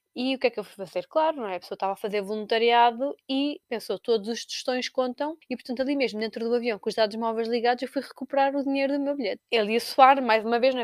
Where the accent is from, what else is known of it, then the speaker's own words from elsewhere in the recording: Torres Vedras, Lisbon, Portugal; eu sou da cidade do Carnaval, de Torres Vedras